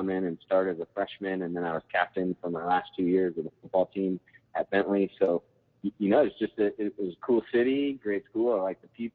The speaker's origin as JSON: {"language": "English", "region": "Southern California", "country": "United States", "tie": "born or raised there", "also_born_or_lived": "Boston, Massachusetts", "said": "I grew up in Southern California"}